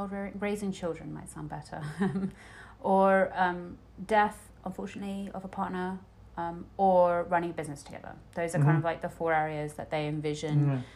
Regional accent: United Kingdom; I'm British

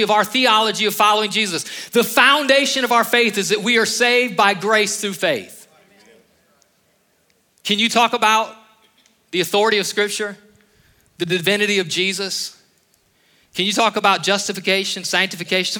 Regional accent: Northeast Ohio, United States; moved away as an adult; I was raised in Ohio

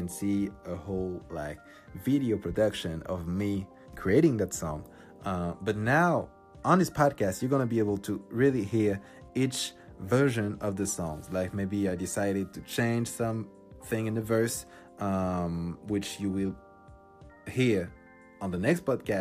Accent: Paris, Île-de-France, France; English is a second language; I'm from France, I'm from Paris, and nobody speaks English here.

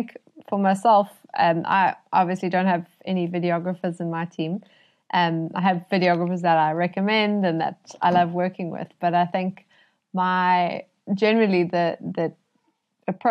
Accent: Cape Town, Western Cape, South Africa; I'm from Cape Town

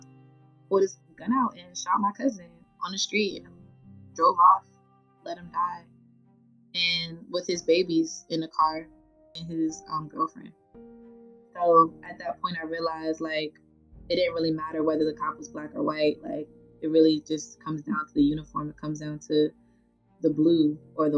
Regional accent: Charlotte, North Carolina, United States; moved away as an adult; also born or lived in Brooklyn, New York; now in Washington, D.C., United States; I'm born in Brooklyn, New York, raised in Charlotte, North Carolina

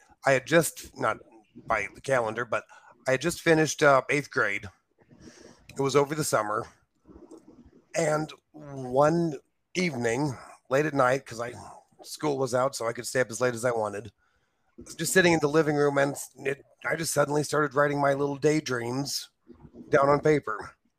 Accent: Bloomington, Illinois, United States; also born or lived in Peoria; I grew up in central Illinois in the area around Bloomington. Bloomington and Peoria area

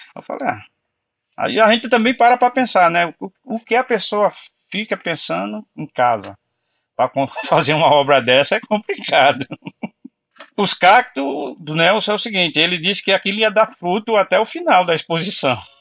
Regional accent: Pernambuco, Brazil; now in São Paulo, Brazil; sou pernambucano

